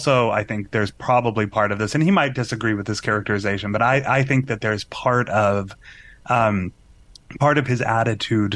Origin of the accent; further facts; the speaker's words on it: Massachusetts, United States; I grew up in Massachusetts